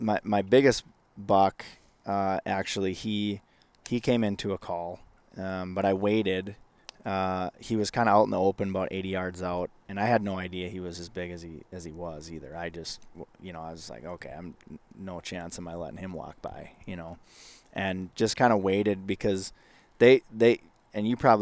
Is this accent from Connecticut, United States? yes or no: no; Minnesota, United States; when I was growing up in Northwest Minnesota, it was, I mean, man, everything was